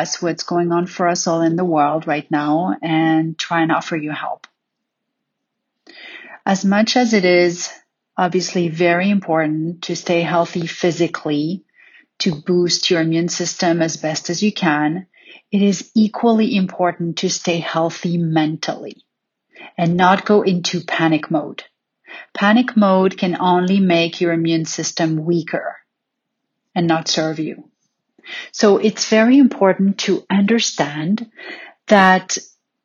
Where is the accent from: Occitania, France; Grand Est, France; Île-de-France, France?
Île-de-France, France; Paris; growing up in Paris